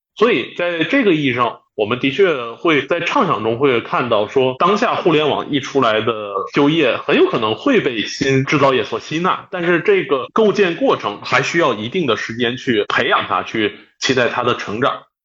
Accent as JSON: {"language": "Chinese", "region": "Northeast China", "country": "China", "said": "我家是东北的"}